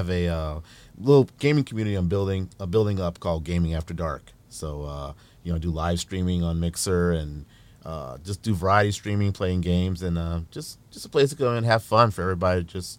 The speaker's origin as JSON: {"language": "English", "town": "Dayton", "region": "Ohio", "country": "United States", "tie": "born or raised there", "also_born_or_lived": "New Orleans", "lives_now": "Toledo, United States", "said": "Originally, I was born in New Orleans, Louisiana. Moved to Ohio when I was about 7-ish, you know, years old. And lived in Dayton. Moved to Toledo in about 99. You know, kind of been here since."}